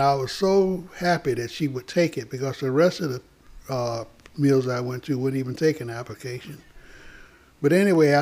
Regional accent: Greenville, South Carolina, United States; we had about 8 textile mills in my hometown, mm-hmm. Greenville, South Carolina

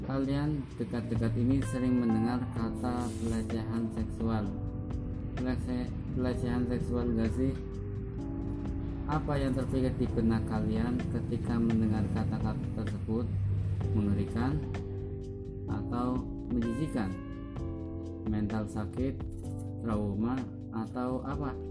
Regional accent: Brebes, Central Java, Indonesia; born there; now in Tegal, Indonesia; lahir di Brebes tanggal 7 Desember 1999 atau berumur 20 tahun akan tetapi sekarang saya tinggal di Yomani, Kecamatan Lebakyu, Kabupaten Tegal.

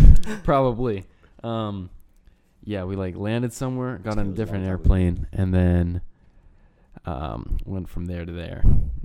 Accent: Spokane, Washington, United States; born or raised there; also born or lived in Stolin, Belarus

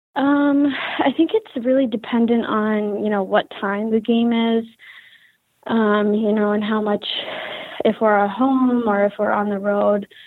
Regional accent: Philadelphia, Pennsylvania, United States; moved away as an adult; now in Connecticut, United States; I'm from Philadelphia, Pennsylvania

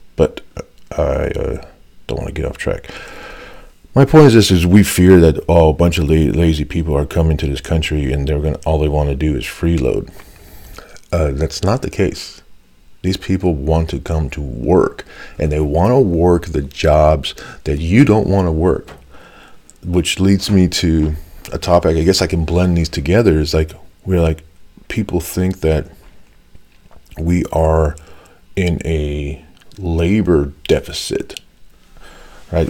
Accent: United States; I'm Mexican American

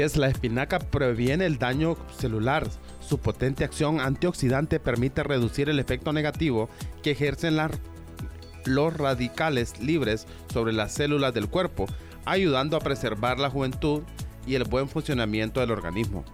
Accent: Honduras; como hondureños debemos de conocer

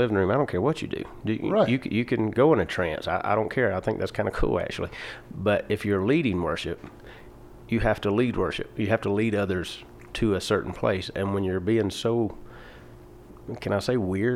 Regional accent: Atlanta, Georgia, United States; now in Denver, United States; I grew up in Atlanta, Georgia

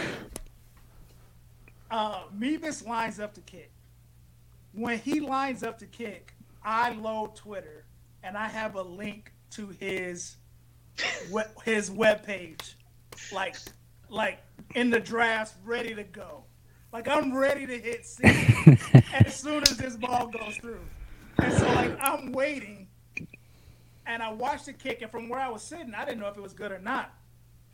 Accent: St. Louis County, Missouri, United States; I grew up in St. Louis County, played North County football

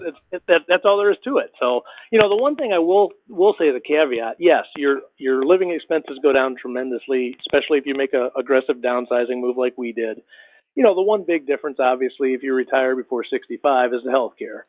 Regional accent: Michigan, United States; moved away as an adult; also born or lived in Ohio / Kentucky / Texas; now in Georgia, United States; i grew up in michigan small town small town guy

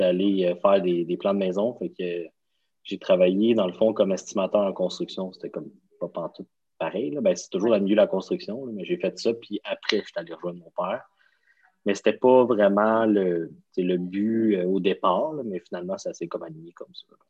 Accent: Laval, Quebec, Canada; toute ma jeunesse, à la même place, à la même maison

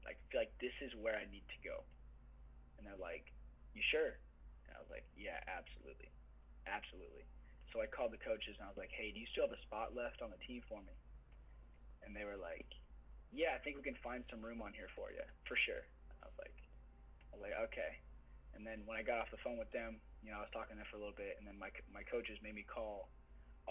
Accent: Iowa, United States; when you wrestle growing up in Iowa

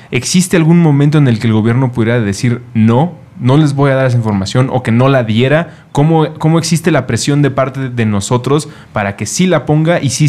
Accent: Mexico

